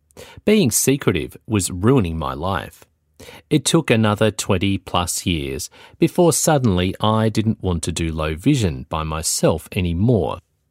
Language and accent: English; Tasmania, Australia; now in Melbourne, Australia; I never went back to work in my home state of Tasmania again. Instead, I moved to Melbourne.